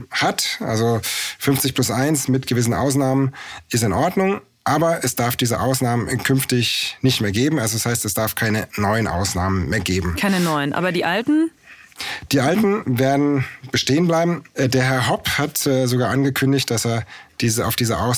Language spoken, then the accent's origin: German; Munich, Bavaria, Germany; Also ich bin in München aufgewachsen